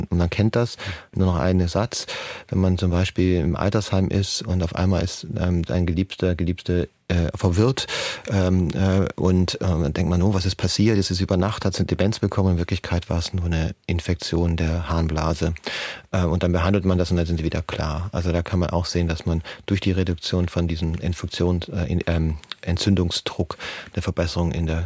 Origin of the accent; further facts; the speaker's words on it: Tübingen, Baden-Württemberg, Germany; Ähm, Frau Bachleiter, erstmal ähm, äh, Grüße in meine Heimat. Ich komme ursprünglich aus Tübingen, auch wenn man es nicht mehr ganz so hört.